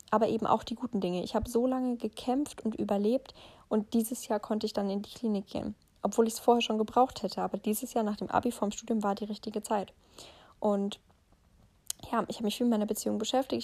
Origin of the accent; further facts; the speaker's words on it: Heppenheim, Hesse, Germany; moved away; bei mir zu Hause, also meine Heimat war sozusagen da, wo ich geboren bin, im Odenwald in, in Heppenheim.